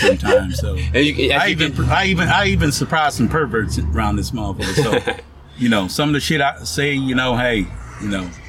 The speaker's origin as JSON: {"language": "English", "town": "Montpelier", "region": "Louisiana", "country": "United States", "accent": "country", "said": "I'm saying it from Montpelier, Louisiana, 214 population, not including the roosters"}